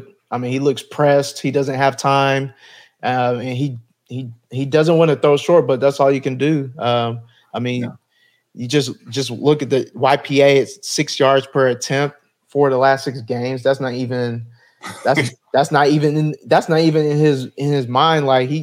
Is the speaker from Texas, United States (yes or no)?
yes; Dallas, Texas, United States; I'm born and raised in Dallas, Texas, so you already know I'm a Cowboys fan.